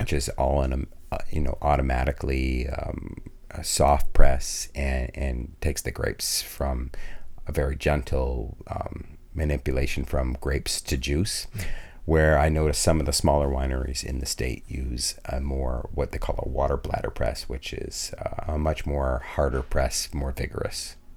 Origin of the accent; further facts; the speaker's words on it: Vermont, United States; also born or lived in New York; And I was born in New York, but grew up mostly in Vermont.